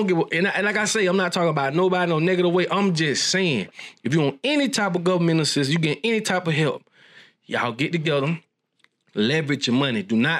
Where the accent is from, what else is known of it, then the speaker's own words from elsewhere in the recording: Bellevue, United States; Listen, boy, I come from there. I'm from Bellevue.